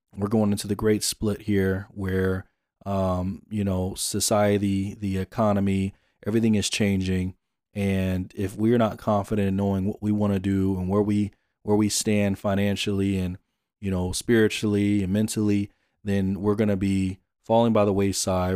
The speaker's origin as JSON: {"language": "English", "town": "Jonesboro", "region": "Georgia", "country": "United States", "tie": "born or raised there", "also_born_or_lived": "Phoenix", "moved": "yes", "said": "I'm born and raised in Atlanta, Jonesboro, Georgia"}